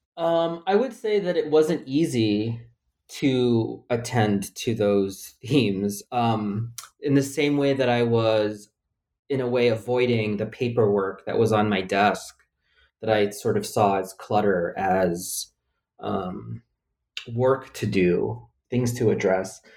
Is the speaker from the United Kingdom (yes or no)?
no; Philippines; now in United States; I was born in the Philippines